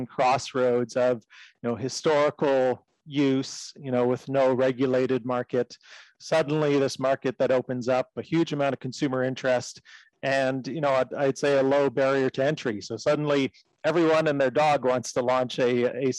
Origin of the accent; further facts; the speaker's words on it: Canada; I'm Canadian. So in Canada, we had this legalization of medical cannabis